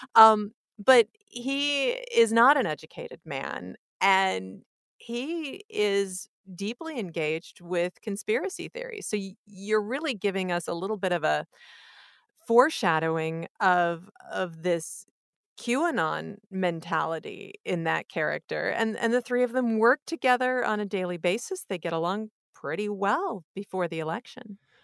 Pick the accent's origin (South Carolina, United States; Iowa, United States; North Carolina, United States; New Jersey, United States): Iowa, United States; I grew up in Iowa and I couldn't wait to leave, and then when I left, I was pretty eager to get back, and I'm very happy that I came back